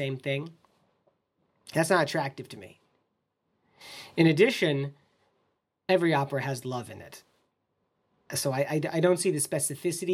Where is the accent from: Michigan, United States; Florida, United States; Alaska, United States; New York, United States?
Michigan, United States; Ann Arbor; moved away as an adult; now in Chicago, United States; When I was a kid growing up in Ann Arbor, I learned music through the pedagogy of Carl Orff